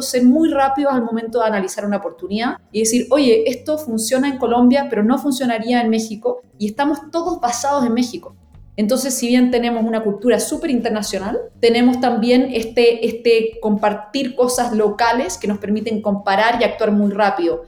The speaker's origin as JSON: {"language": "Spanish", "country": "Chile", "said": "yo soy chilena"}